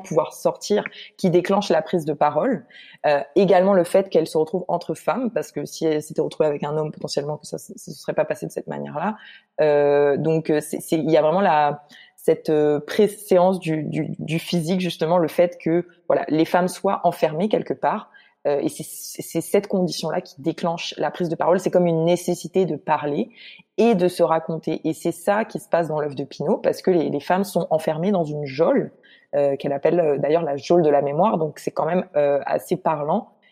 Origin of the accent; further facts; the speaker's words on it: Guadeloupe; moved away as an adult; also born or lived in Martinique; now in Montreal, Canada; je suis née en Martinique et j'ai grandi en Guadeloupe. Donc en fait, euh, toute mon enfance et ma vie d'adolescence, je les ai passées en Guadeloupe